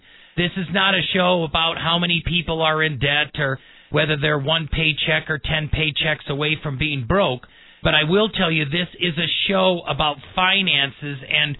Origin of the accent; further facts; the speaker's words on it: Midwest, United States; When I was growing up in the Midwest, my father taught me finances